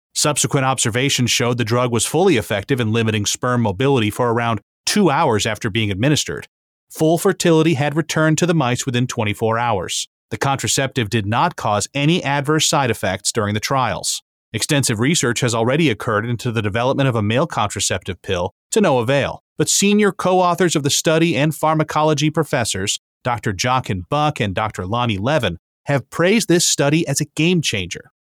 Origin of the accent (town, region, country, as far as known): New England, United States; born or raised there